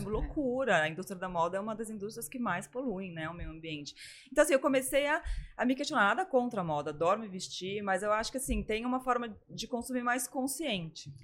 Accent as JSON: {"language": "Portuguese", "region": "São Paulo", "country": "Brazil", "moved": "yes", "lives_now": "Florianópolis, Brazil", "said": "Eu também sou de São Paulo."}